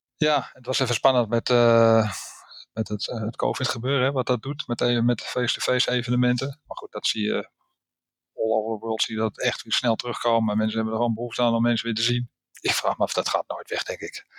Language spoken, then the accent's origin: Dutch; Netherlands; ik ben een Nederlander